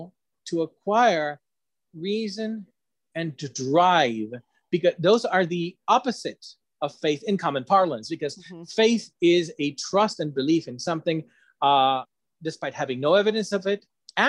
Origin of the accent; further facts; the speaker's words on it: Ecuador; I come from Ecuador.